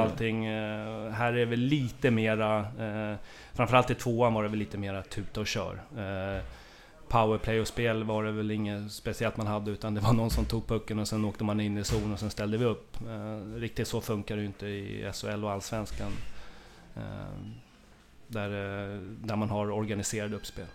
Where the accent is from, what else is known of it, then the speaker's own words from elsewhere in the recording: Haninge, Stockholm County, Sweden; vi är från Haninge båda två